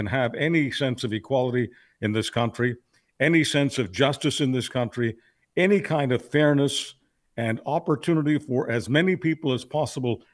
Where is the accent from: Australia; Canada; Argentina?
Canada; as a Canadian